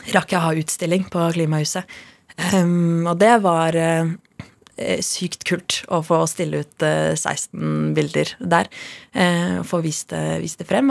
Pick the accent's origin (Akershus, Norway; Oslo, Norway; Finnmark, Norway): Oslo, Norway; also born or lived in Madagascar; jeg er født på Sankthanshaugen i Norge